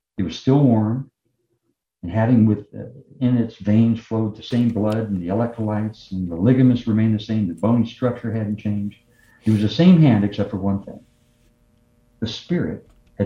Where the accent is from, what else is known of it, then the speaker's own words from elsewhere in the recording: the South, United States; I was from the South